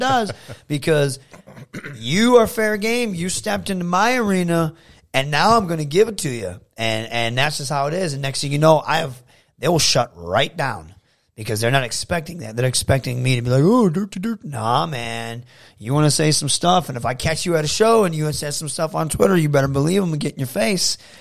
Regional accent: Saginaw, Michigan, United States; my hometown

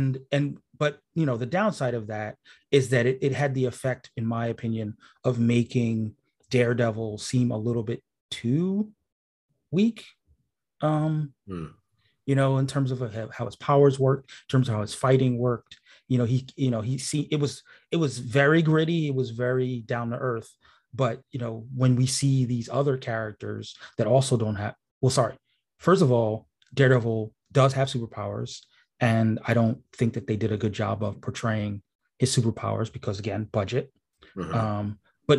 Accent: New York, United States; as a New Yorker

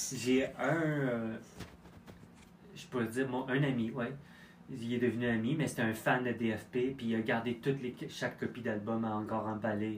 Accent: Quebec, Canada; je suis né au Québec

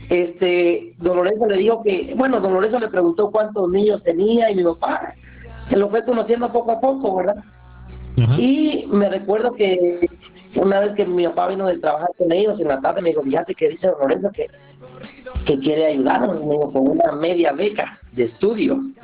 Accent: Santa Lucía Milpas Altas, Sacatepéquez, Guatemala; yo soy de, yo soy de aquí de Santa Lucía, mi Pasalta, se llama el pueblo, queda cerca de Antigua Guatemala

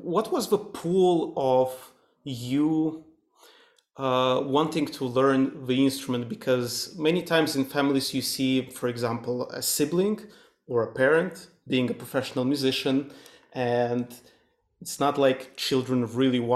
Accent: Moldova; moved away; was born and grew up in a small country, Eastern European country, Moldova

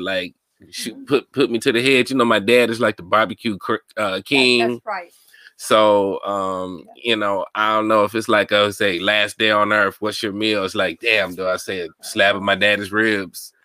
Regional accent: Mobile, Alabama, United States; I grew up in Mobile

